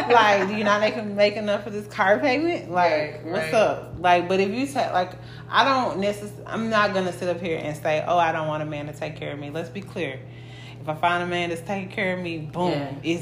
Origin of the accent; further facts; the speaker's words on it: Memphis, Tennessee, United States; I'm from Memphis